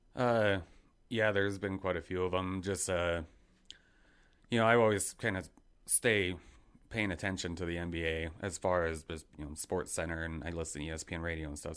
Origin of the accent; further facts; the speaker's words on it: Idaho Falls, Idaho, United States; born and raised in Idaho Falls